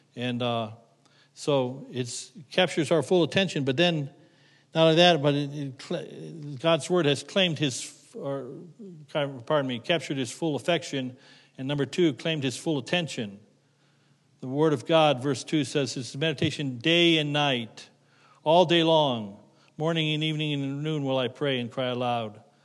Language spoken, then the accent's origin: English; Middlefield, Ohio, United States; moved away; I grew up near Middlefield, Ohio